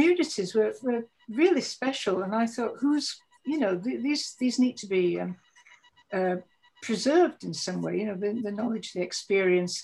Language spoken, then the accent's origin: English; Wombwell, Yorkshire and the Humber, United Kingdom; also born or lived in Barnsley / Darton / Manchester; I was actually born in Barnsley, but my both sides of the family came from Wombwell. And I spent most of my life in South Yorkshire in Wombwell and Darton as well